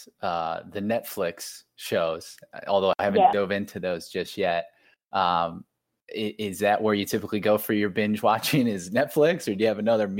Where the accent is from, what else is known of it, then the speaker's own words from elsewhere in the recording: Akron, Ohio, United States; I'm actually from Akron, Ohio, so a good bit north of Cincinnati